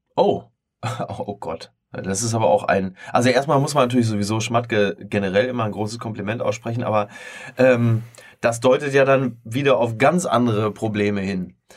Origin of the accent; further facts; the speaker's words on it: Dortmund, North Rhine-Westphalia, Germany; moved away; ich komme aus der Ecke, äh, ich weiß, wie es da aussieht